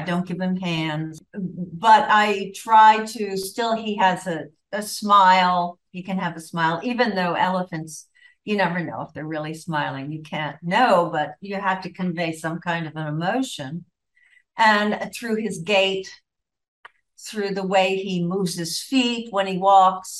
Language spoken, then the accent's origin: English; Miami, Florida, United States; I grew up in Miami, so I went to Cushman School, which was my school when I was a toddler